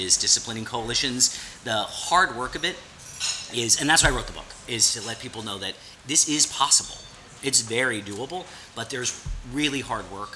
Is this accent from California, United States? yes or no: no; born in the Bronx, New York, United States; moved away as an adult; now in Washington, D.C., United States; I'm a kid from New York, right? So, and I'm, you know, born in the Bronx, raised just north.